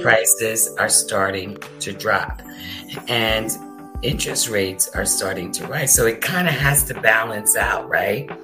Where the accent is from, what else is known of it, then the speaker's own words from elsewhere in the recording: Pennsylvania, United States; moved away as an adult; now in Florida, United States; I'm originally from Pennsylvania.